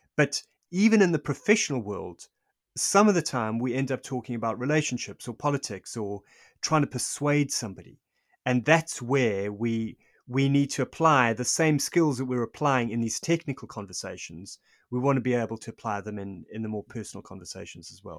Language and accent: English; South Africa; I'm South African. I lived through this. I lived through apartheid